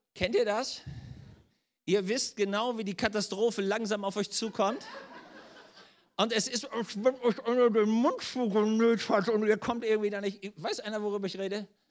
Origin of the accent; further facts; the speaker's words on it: Germany; bei uns in Deutschland